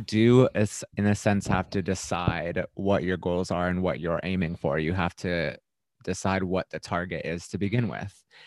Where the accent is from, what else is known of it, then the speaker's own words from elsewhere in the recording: Florida, United States; moved away; I was from Florida